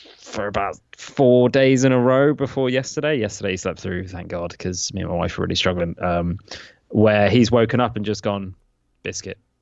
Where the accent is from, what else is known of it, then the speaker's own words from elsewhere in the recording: England, United Kingdom; I will pronounce them as an Englishman would